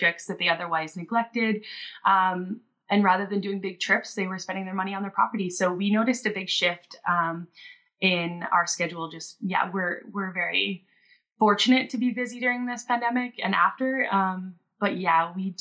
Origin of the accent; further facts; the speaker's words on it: Ontario, Canada; moved away as an adult; also born or lived in Nova Scotia / Whistler, British Columbia; I grew up in Ontario